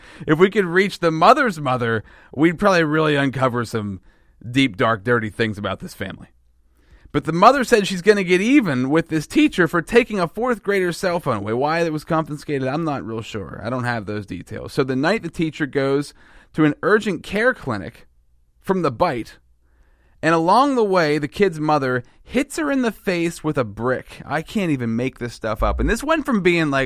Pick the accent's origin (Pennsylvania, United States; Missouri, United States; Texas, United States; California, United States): Pennsylvania, United States; I'm from Pennsylvania, too